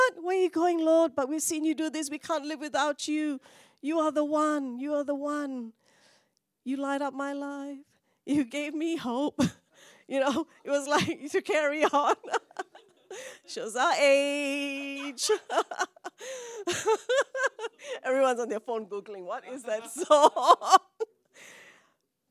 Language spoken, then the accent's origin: English; Malaysia; now in Australia; Even though I'm Indian, I don't think I can go to India. I'm from Malaysia